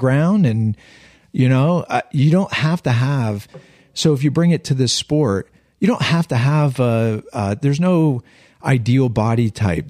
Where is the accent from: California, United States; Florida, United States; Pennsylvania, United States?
Pennsylvania, United States; Western; We're all from Western Pennsylvania. I'm from a small steel town in the hills